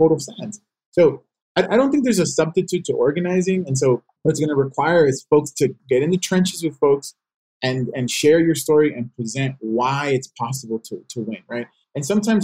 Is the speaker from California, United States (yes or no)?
yes; Los Angeles, California, United States; I grew up in South Central, but I went to school in Watts